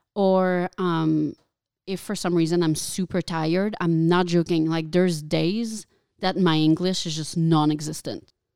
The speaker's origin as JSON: {"language": "English", "region": "Quebec", "country": "Canada", "first_language": "French", "second_language": "English", "moved": "yes", "lives_now": "United States", "said": "I'm not French, French. I'm French Canadian"}